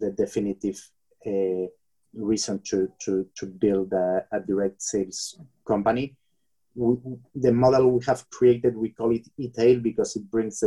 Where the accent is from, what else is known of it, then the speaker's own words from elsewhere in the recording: Bilbao, Basque Country, Spain; I come from Bilbao, which is north of Spain, and very close to the borderline with France.